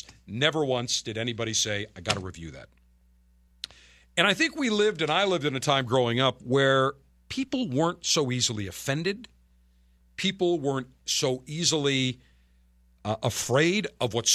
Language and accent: English; Buffalo, New York, United States; the school that I went to growing up in Buffalo